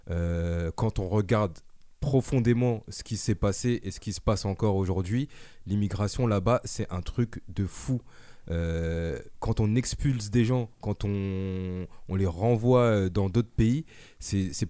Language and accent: French; France; moi, je suis français